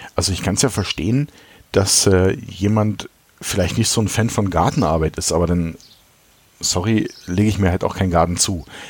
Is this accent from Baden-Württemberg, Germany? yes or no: no; Berlin, Germany; ich komme ja aus dem Osten Berlins